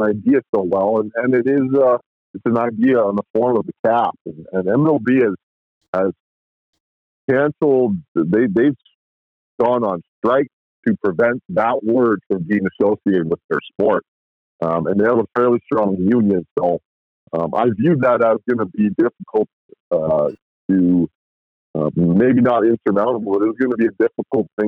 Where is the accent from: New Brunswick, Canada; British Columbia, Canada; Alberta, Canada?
Alberta, Canada; Edmonton; also born or lived in Nanaimo; I'm from Edmonton